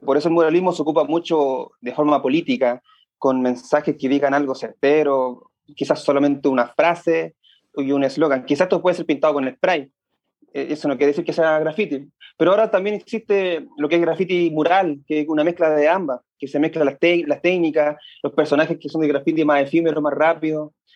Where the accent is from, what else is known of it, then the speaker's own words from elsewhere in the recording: Santiago, Santiago Metropolitan Region, Chile; also born or lived in San Bernardo / La Florida / Puente Alto; Yo soy de la zona sur de Santiago. Primero viví en San Bernardo, después en La Florida, después en Puente Alto. Ha sido bien gitano.